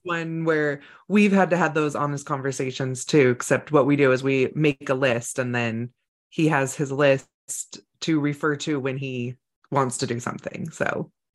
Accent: California, United States; I grew up in California

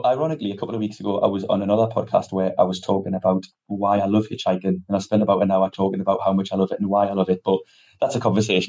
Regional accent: Newcastle upon Tyne, North East England, United Kingdom; moved away; I was born there. I was born in Newcastle, raised in Newcastle. And because of that, I've spent years and years of my life in the city. So I don't live there anymore. But for the vast majority of my life, I have lived there.

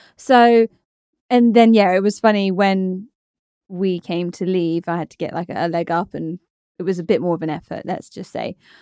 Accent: Torquay, South West England, United Kingdom; moved away; I'm from Torquay, by the way, in Devon

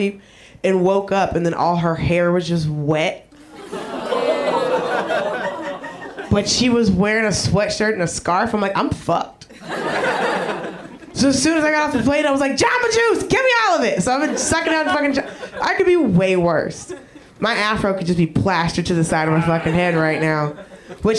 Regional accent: Georgia, United States; moved away as an adult; now in Los Angeles, United States; I grew up in Georgia

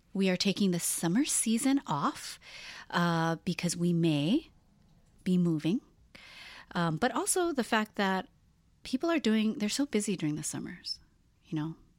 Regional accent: Hawaii, United States; moved away; as gay people growing up in Hawaii, such a small place

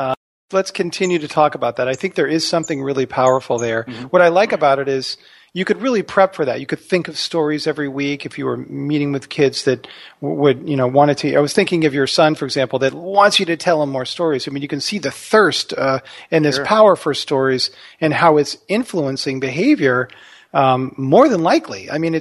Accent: Texas, United States; we'd always want to hear about stories about our grandparents and growing up in Texas with both my parents.

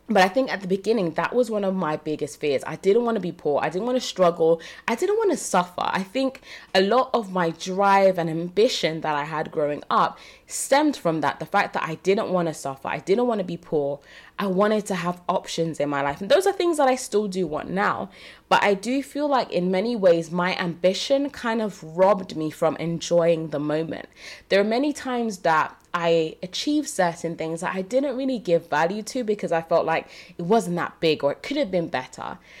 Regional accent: Jamaica; now in United Kingdom; I was born in Jamaica.

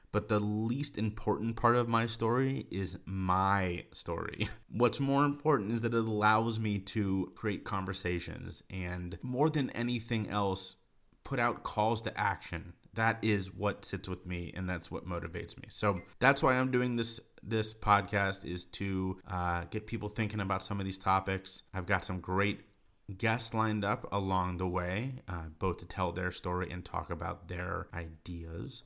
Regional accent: Cincinnati, Ohio, United States; moved away as an adult; now in Charleston, United States; Moved down here from my hometown of Cincinnati, Ohio

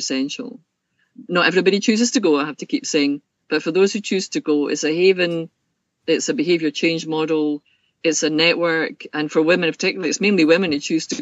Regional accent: Scotland, United Kingdom; also born or lived in Pennsylvania; my background is mainly starting off in Scotland. So school and University of Glasgow was where I did my first degree

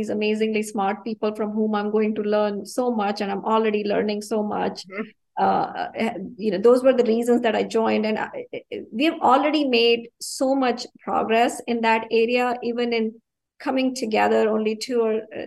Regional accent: India; now in United States; growing up in India, I've grown up without running water

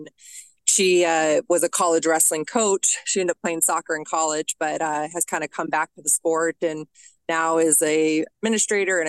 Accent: Denver, Colorado, United States; I grew up in Denver, Colorado, born and raised

